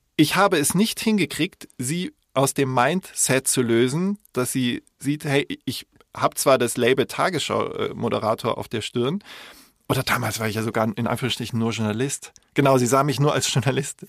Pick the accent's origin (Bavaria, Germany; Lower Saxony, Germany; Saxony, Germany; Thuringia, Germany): Bavaria, Germany; Munich; ich bin in München geboren, also das maßkrug liegt mir in den Genen